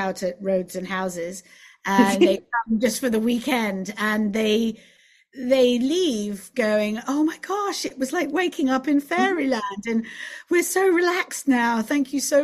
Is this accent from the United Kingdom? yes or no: yes; England, United Kingdom; accent: English; moved away as an adult; also born or lived in Los Angeles; being English